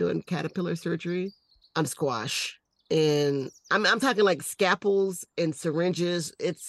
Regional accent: Southern United States, United States; Yeah, but I think I'm just from the South. I can't say that word.

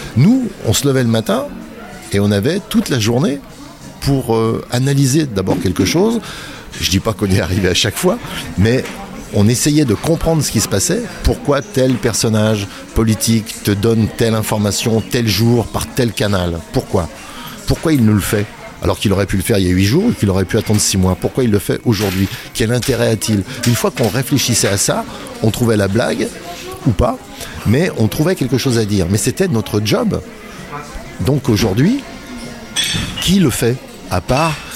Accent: Saint-Étienne, Auvergne-Rhône-Alpes, France; Nos potes du quartier à Saint-Étienne

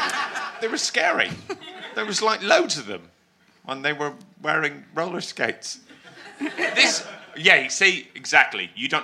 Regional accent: London, United Kingdom; if anyone at this fucking panel is from Lewisham, it's me

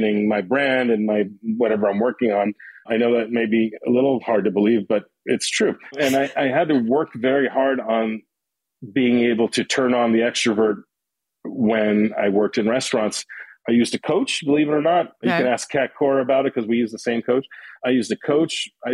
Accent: New York City, New York, United States; also born or lived in Long Island; growing up in Queens

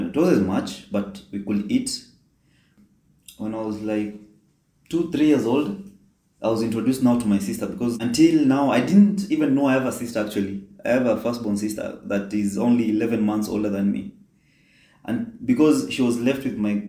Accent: Kenya; moved away as an adult; now in Qatar; I was born and raised in Kenya

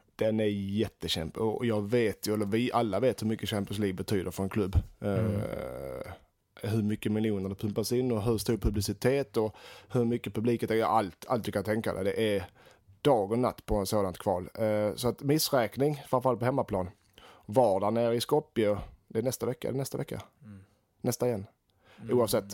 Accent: Sweden; som svensk och allsvensk fanatiker

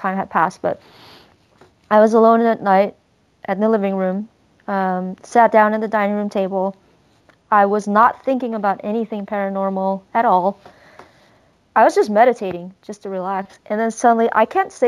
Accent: United States; I'm Chinese American

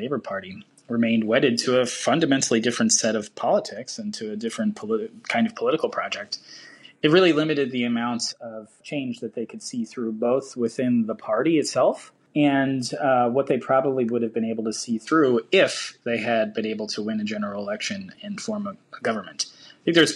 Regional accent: United States; as an American reader

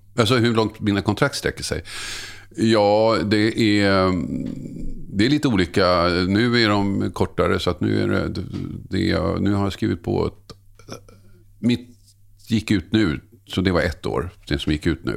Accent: Tumba, Stockholm County, Sweden; also born or lived in Södertälje / Oskarshamn; där jag växte upp i Tumba

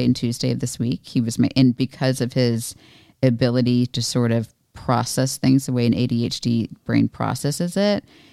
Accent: Florida, United States; moved away; I was raised in Florida, but not, I mean, it's geographically South, but not where I, it was like just not very Southern

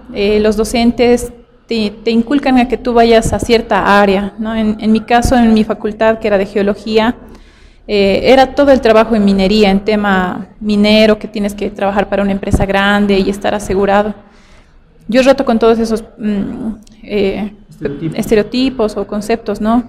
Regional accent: Tupiza, Potosí, Bolivia; also born or lived in La Paz; yo nací en Tupiza, esto está al sur de, Potosí, en Bolivia. Y pues yo crecí en un lugar bien sano

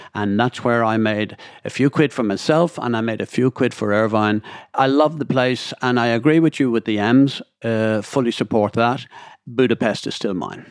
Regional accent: Dublin, Leinster, Ireland; I'm from Dublin

